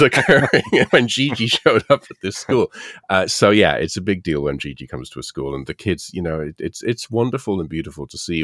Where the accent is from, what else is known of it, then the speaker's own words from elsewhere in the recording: United Kingdom; moved away; being British